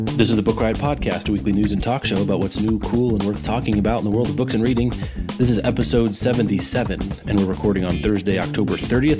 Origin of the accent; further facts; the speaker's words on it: Kansas City, United States; We're both from Kansas City or the Kansas City area